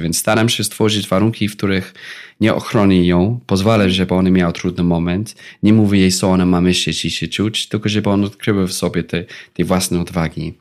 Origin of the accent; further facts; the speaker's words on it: England, United Kingdom; Polish is a second language; now in Poland; Ja pochodzę właśnie z Wielkiej Brytanii